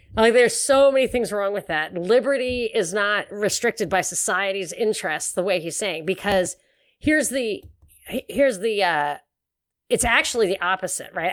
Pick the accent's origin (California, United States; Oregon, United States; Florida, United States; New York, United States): New York, United States; moved away; also born or lived in Houston; I grew up in New York